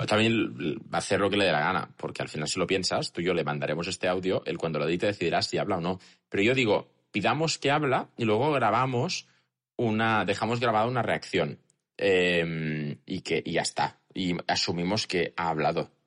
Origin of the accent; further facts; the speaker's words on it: Catalonia, Spain; también somos catalanes